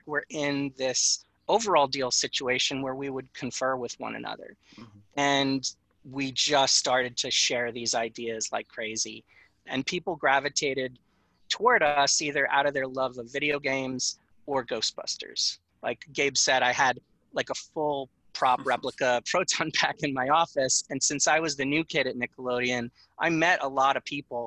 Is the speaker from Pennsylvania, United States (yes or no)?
no; Long Island, New York, United States; I grew up on Long Island